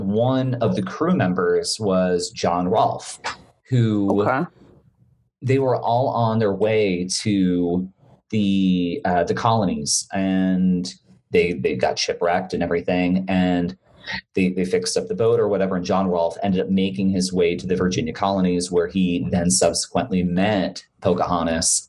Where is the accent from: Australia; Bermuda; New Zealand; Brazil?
Bermuda; now in United States